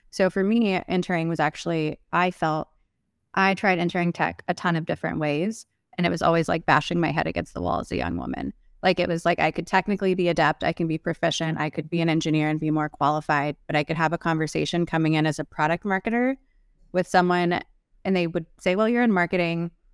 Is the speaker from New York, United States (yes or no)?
no; South Texas, United States; I am from South Texas, like very rural